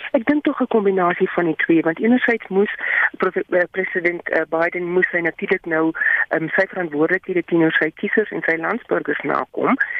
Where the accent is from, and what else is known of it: South Africa